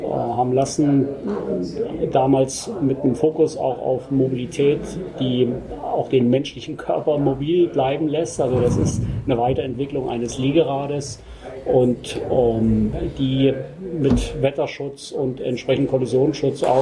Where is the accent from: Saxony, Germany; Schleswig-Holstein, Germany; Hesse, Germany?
Hesse, Germany; Rosenthal; ich bin der Geschäftsführer der Twike GmbH wir sind hier ähm, in Rosenthal, das ist mein